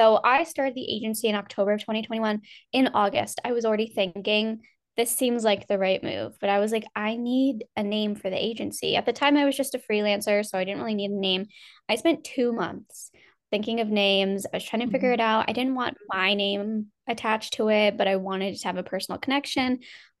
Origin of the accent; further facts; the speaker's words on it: Northeast, United States; I'm from Jersey, New York, Pennsylvania. I'm from the Northeast. Never really know how to answer that one.